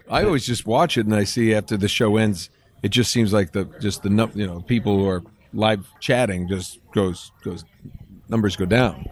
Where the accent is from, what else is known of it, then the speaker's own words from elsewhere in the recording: Attleboro, Massachusetts, United States; moved away; also born or lived in Rhode Island; I grew up in, uh, Attleboro, Mass, and then to Rhode Island